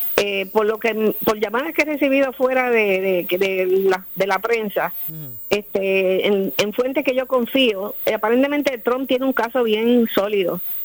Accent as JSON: {"language": "Spanish", "country": "Puerto Rico", "also_born_or_lived": "Florida", "said": "nosotros que somos puertorriqueños"}